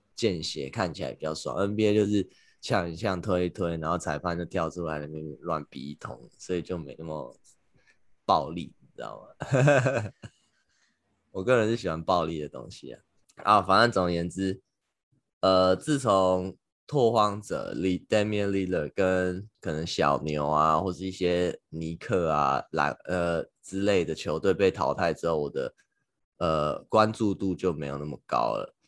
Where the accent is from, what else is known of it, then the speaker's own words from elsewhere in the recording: Taiwan; now in New York, United States; 可能因为我是台湾人吧